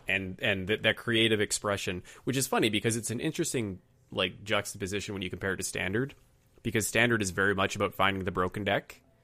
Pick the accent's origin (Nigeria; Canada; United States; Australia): Canada; as a Canadian